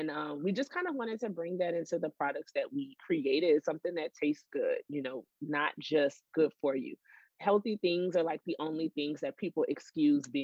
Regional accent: New Orleans, Louisiana, United States; moved away as an adult; also born or lived in Los Angeles / New York; now in Dallas, United States; we're from New Orleans.

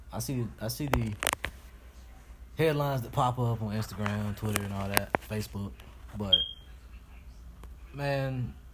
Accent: Laurinburg, North Carolina, United States; now in Greensboro, United States; back in my hometown, Laurinburg, LBG stand up.

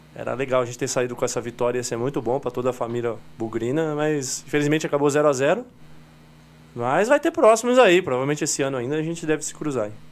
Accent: São Paulo, Brazil; Somos de São Paulo, treinamos na Vila Prudente

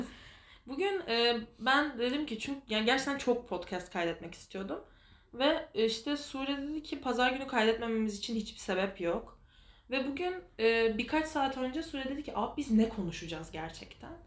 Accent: Istanbul, Turkey; also born or lived in Kartal, Istanbul; ben Fikirtepe Mahallesi'nde büyüdüm.

